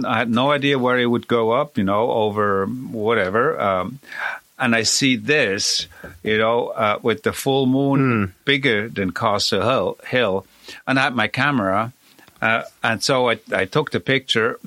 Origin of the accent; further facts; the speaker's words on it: Switzerland; moved away; I was born in Switzerland